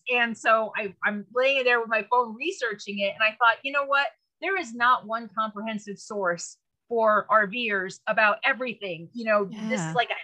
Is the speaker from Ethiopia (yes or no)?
no; San Francisco Bay Area, California, United States; I'm originally from the San Francisco Bay Area